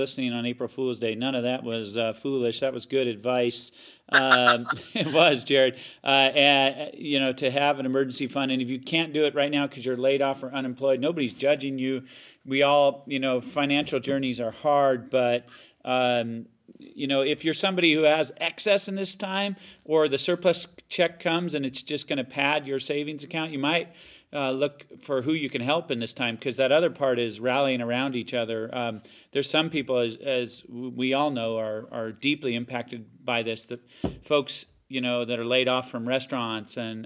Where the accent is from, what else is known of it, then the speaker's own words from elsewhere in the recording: Spokane, Washington, United States; I love Spokane. I'm from Spokane